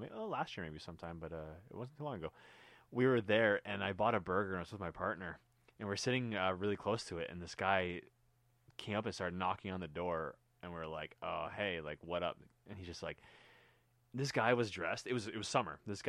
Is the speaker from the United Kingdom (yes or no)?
no; Canada; I'm from a different part of the world. I'm from Canada.